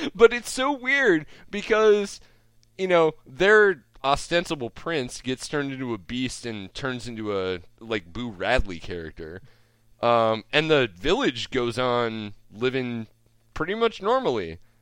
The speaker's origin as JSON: {"language": "English", "town": "Omaha", "region": "Nebraska", "country": "United States", "tie": "born or raised there", "said": "I grew up in Omaha"}